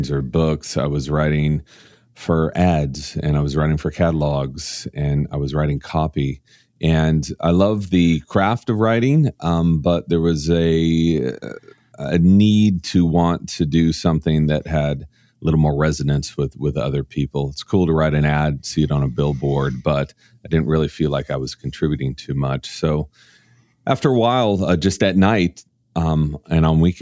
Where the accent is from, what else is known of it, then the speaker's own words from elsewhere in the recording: Orange County, Southern California, United States; I grew up in an extremely conservative area of California in Orange County